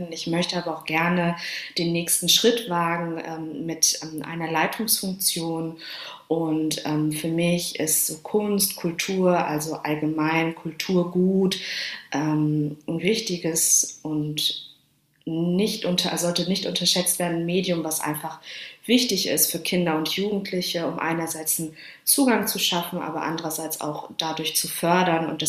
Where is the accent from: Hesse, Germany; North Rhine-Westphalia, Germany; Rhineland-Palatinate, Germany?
North Rhine-Westphalia, Germany; Dortmund; now in Hamburg, Germany; Also ich komme aus Dortmund und lebe in Hamburg.